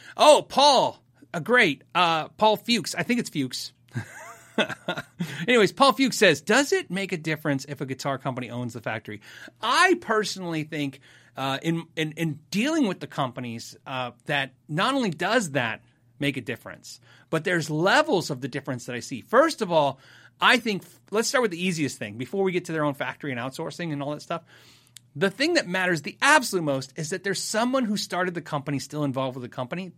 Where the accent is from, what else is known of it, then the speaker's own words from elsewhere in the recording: United States; I'm an American